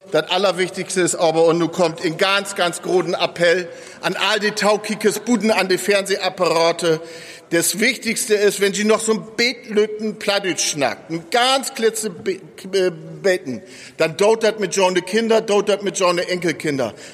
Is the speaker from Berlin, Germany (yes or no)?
no; North Rhine-Westphalia, Germany; Ich bin aus Münsterland. In Münsterland wird platt kürt, nicht mehr so viel als früher.